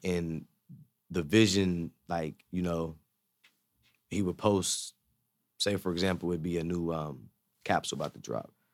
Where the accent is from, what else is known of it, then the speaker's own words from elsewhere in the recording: Zanesville, Ohio, United States; I'm from Zanesville, Ohio